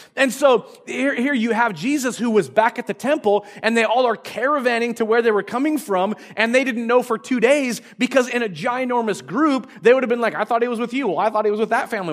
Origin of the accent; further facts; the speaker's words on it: Marysville, United States; I grew up in Marysville, uh, up in the, the north part of Marysville